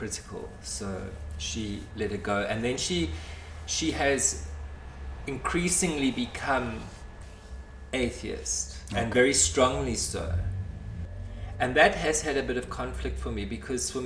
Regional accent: Pietermaritzburg, KwaZulu-Natal, South Africa; now in Cape Town, South Africa; I was born in Pietermaritzburg.

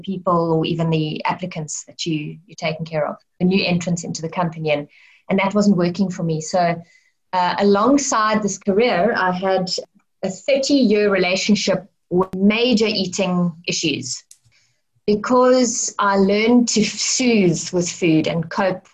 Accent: Cape Town, Western Cape, South Africa; also born or lived in Johannesburg / Stellenbosch / Grahamstown; I grew up in Cape Town City. I mean, I was born in Mooly Point. But then I lived in Johannesburg from like the age of 4 to I think about 10. And then I came back to Cape Town and I grew up in Greenpoint on the Atlantic seaboard.

